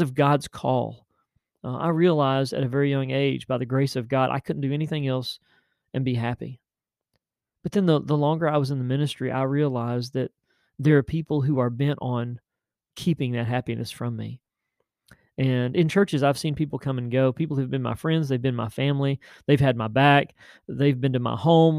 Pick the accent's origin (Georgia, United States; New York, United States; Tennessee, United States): Tennessee, United States; West; a pastor of the little church there in Tennessee, in West Tennessee, my hometown